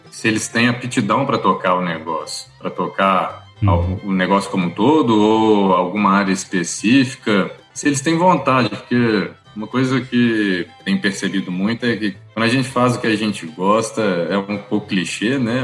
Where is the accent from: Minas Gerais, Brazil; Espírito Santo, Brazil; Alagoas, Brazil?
Minas Gerais, Brazil; Belo Horizonte; also born or lived in Lavras; Eu sou mineiro, sou de Belo Horizonte